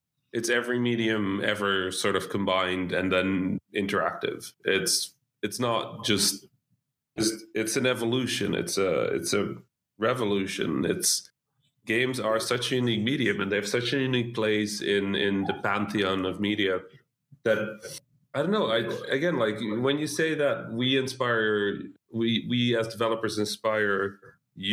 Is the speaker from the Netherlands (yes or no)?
yes; Netherlands; English is a second language; I'm Dutch, right? Like Dutch-Egyptian, so I didn't speak any English.